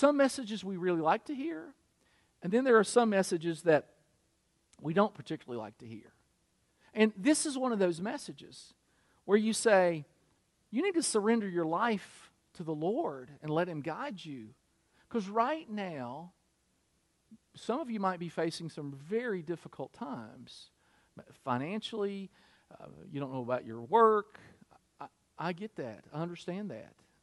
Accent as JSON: {"language": "English", "region": "Kentucky", "country": "United States", "also_born_or_lived": "Michigan", "moved": "yes", "lives_now": "South Carolina, United States", "said": "I was from Kentucky. I lived in Michigan."}